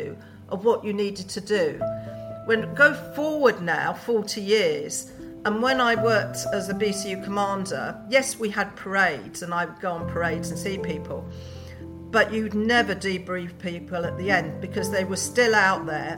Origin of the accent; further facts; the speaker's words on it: London, United Kingdom; I'm a Brent girl, born and bred in Brent, so but the other side of Brent. I was more towards the Harrow side